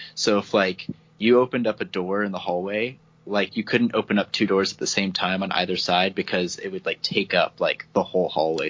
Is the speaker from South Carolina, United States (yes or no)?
no; Texas, United States; we are actually both from Texas